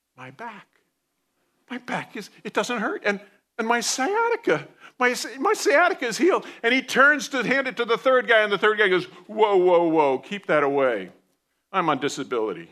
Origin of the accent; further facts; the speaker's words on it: New Jersey, United States; moved away; I grew up in New Jersey